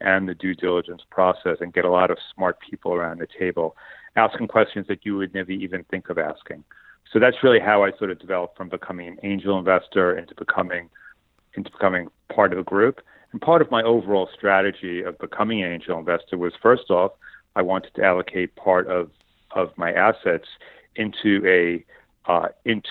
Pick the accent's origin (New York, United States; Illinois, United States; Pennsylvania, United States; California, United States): New York, United States; Long Island; I was born and raised on Long Island in New York